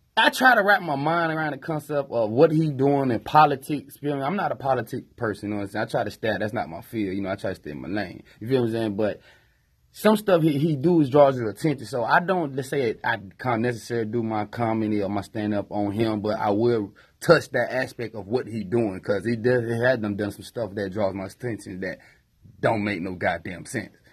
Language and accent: English; Tallahassee, Florida, United States; also born or lived in Greensboro; I lived in Tallahassee all my life, basically, you know, since nineteen eighty-seven